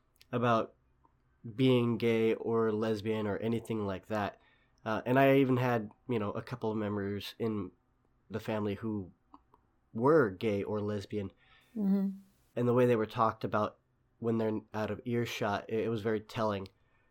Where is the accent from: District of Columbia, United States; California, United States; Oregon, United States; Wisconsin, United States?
California, United States; Sacramento; just growing up in Sacramento, on the West Coast of the United States, we've had a fairly liberal background out here.